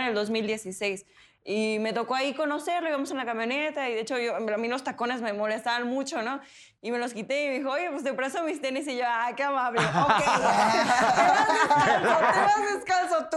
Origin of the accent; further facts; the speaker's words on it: Mexico; somos de México